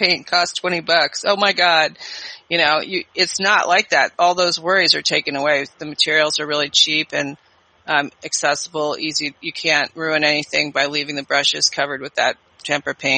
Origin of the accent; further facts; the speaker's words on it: California, United States; moved away as an adult; also born or lived in New York City; I was from California, so it was a big move.